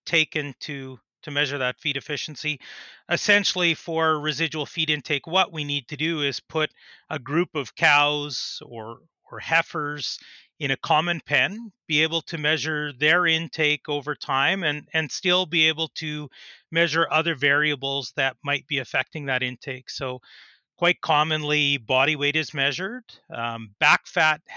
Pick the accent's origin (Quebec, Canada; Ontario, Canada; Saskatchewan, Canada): Saskatchewan, Canada; Saskatoon; also born or lived in Edmonton, Alberta; I grew up in the Saskatoon area.